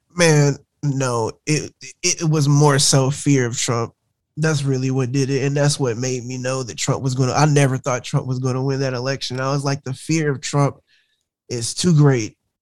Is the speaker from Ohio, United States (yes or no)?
no; rural north Alabama, United States; Alabama, rural Alabama, north.